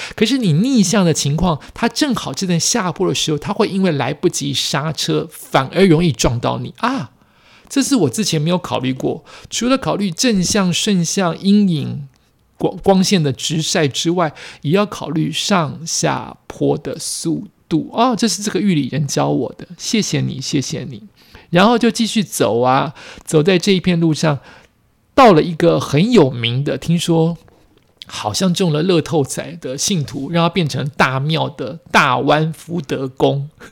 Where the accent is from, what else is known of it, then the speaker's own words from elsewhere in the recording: Taiwan; 我们台湾人